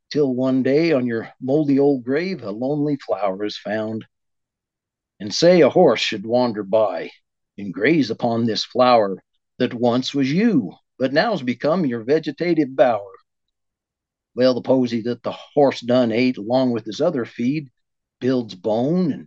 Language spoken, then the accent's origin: English; northern Wyoming, United States; moved away; I was born and raised in Wyoming, northern Wyoming to be exact.